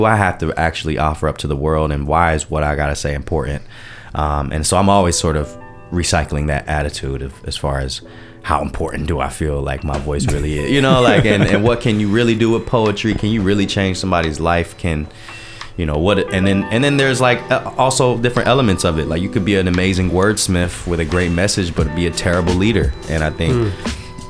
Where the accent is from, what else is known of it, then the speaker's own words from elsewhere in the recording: Durham, North Carolina, United States; first language Japanese; moved away as an adult; also born or lived in Washington, D.C.; now in Los Angeles, United States; I'm Asian American in Durham, North Carolina